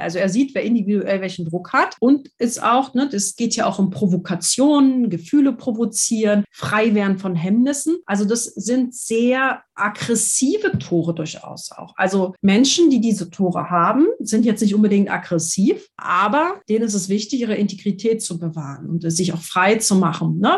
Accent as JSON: {"language": "German", "region": "Berlin", "country": "Germany", "tie": "born or raised there", "said": "ich bin ja in Berlin zur Schule gegangen"}